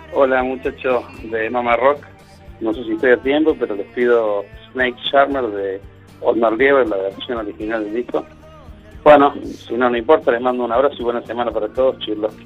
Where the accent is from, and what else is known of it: Argentina